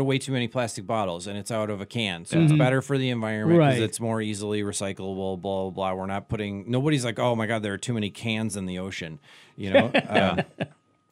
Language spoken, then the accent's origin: English; Janesville, Wisconsin, United States; moved away; also born or lived in New York / Los Angeles; I'm from Wisconsin